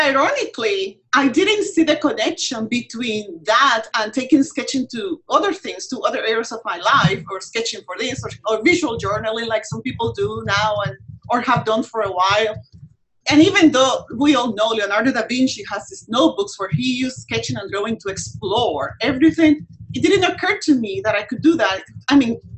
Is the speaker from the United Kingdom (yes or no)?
no; Puerto Rico; moved away; I am from Puerto Rico originally